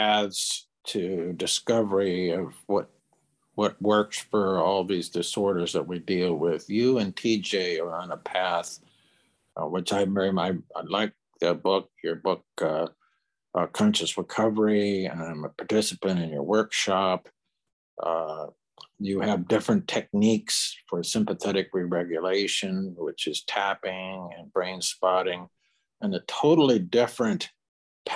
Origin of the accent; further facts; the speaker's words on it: Bakersfield, California, United States; I was born and raised in Bakersfield